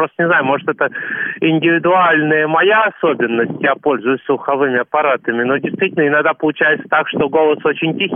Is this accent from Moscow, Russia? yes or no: no; Nizhny Novgorod, Nizhny Novgorod Oblast, Russia; поскольку я нижегородец, как оцениваете шансы торпеды Нижний Новгород пройти дальше